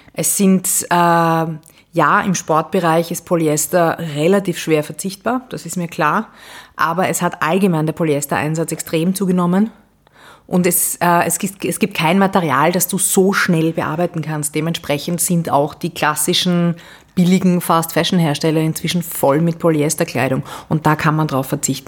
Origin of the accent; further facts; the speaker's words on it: Vienna, Austria; Ich bin ähm, Wienerin sehr leidenschaftlich